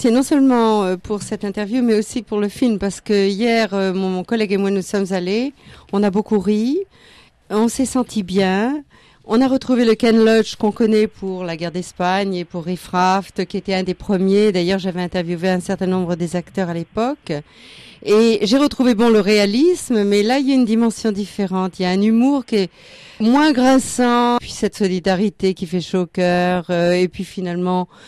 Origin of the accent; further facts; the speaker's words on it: southern France, France; now in Australia; je viens du sud de la France et après deux ans en Australie, ça m'a fait plaisir d'entendre quelqu'un avec un bel accent du sud.